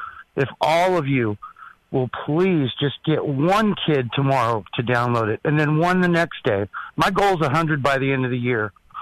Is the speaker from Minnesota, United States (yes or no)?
no; Southern California, United States; moved away as an adult; I moved here in 2002. I grew up in Southern California.